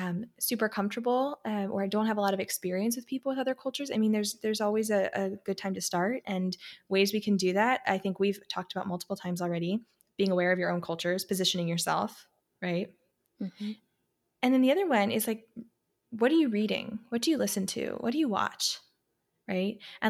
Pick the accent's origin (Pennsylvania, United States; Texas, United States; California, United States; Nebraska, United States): Pennsylvania, United States; I grew up in Pennsylvania in this awesome little small town, super community oriented, but it was not particularly diverse in any way.